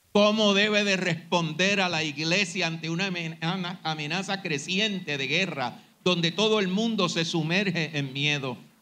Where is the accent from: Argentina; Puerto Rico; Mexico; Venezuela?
Puerto Rico; nuestros hermanos en las iglesias evangélicas de Puerto Rico